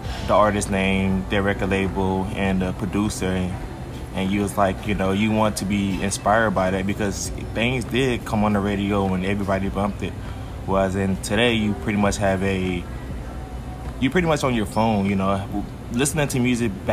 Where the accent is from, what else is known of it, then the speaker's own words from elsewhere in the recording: St. Louis, Missouri, United States; also born or lived in Houston, Texas; I'm originally from St. Louis